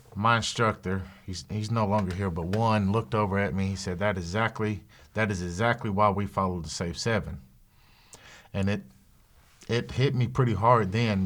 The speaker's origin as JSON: {"language": "English", "region": "the South", "country": "United States", "said": "I'm from the South. I know the South"}